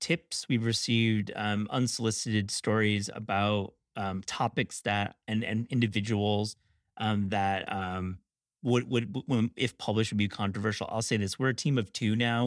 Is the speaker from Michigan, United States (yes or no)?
yes; Kalamazoo, Michigan, United States; I grew up in Kalamazoo